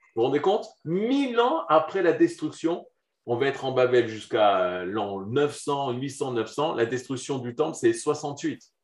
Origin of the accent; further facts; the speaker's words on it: Jerusalem, Jerusalem District, Israel; je suis de Yerushalayim, de Jérusalem, de Mahomir à Jérusalem